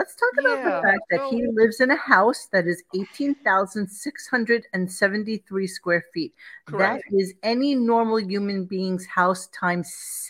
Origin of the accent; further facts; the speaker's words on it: New York City, New York, United States; Growing up in Brooklyn, we had steam heat and we had radiators.